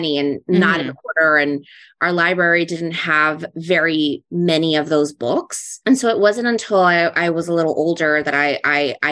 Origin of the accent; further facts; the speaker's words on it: New York City, New York, United States; I grew up in Queens, New York